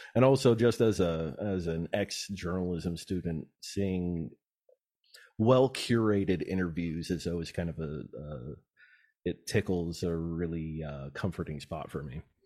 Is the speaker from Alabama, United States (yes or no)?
no; Antelope Valley, California, United States; I'm a desert rat, kinda born and raised in the Yellow Valley